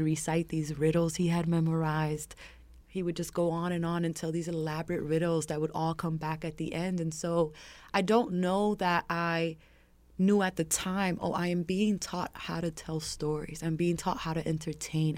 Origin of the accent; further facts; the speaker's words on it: New York City, New York, United States; growing up in Harlem